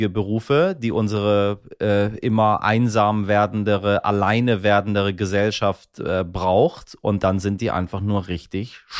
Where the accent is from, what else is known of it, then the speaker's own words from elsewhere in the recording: Iran; ich komme aus einer, bin Iraner, so.